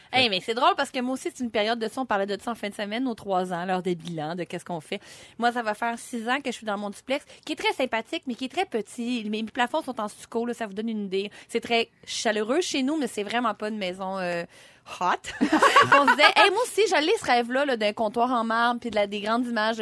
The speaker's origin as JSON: {"language": "French", "town": "Sorel-Tracy", "region": "Quebec", "country": "Canada", "said": "je viens de Sorel-Tracy, puis je suis dans la Montérégie"}